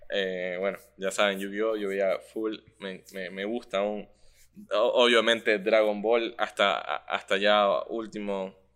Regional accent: Japan; born there; y soy un dibujante japonés, pero hago una cosa que no tiene nada que ver, o sea, que no, como que no es muy parecido a un anime, pero como soy japonés y nací en Japón

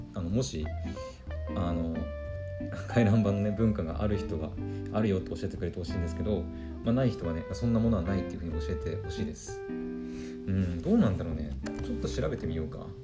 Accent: Aomori, Japan; 自分がねあの青森県出身なんですよ

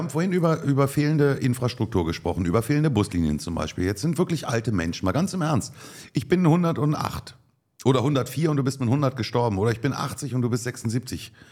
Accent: Motzen, Brandenburg, Germany; Also oh, in wir kommen doch aus der Wiege des FKK.

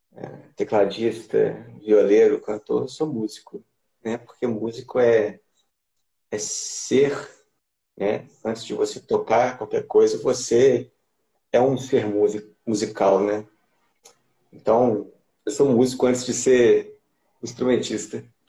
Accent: Juiz de Fora, Minas Gerais, Brazil; sou de Juiz de Fora, mais conhecido como Anexo Carioca

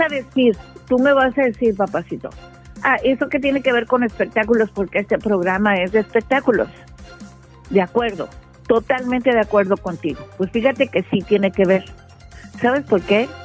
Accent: Mexico; somos nosotros los mexicanos los que limpiamos los hoteles

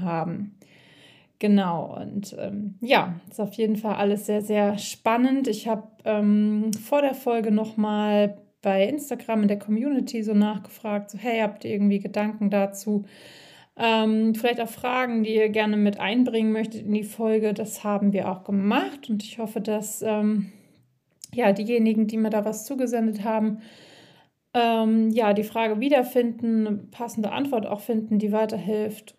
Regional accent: Siegen-Wittgenstein, North Rhine-Westphalia, Germany; now in Black Forest, Germany; aus meiner Heimat, ähm, auch in Siegen-Wittgenstein

